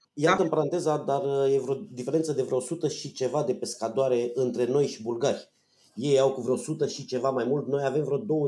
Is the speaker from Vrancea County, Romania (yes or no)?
yes; Focșani, Vrancea County, Romania; now in Bucharest, Romania; la Focșani, spre exemplu, de unde sunt eu